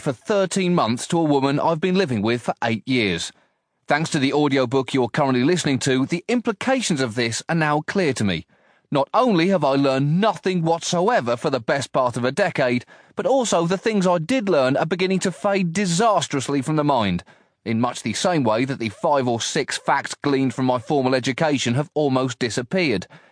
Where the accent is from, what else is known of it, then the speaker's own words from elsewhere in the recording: United Kingdom; my role as a British citizen